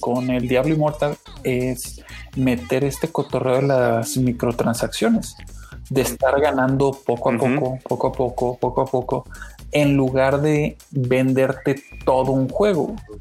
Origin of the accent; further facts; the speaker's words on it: Mexico; pues soy de México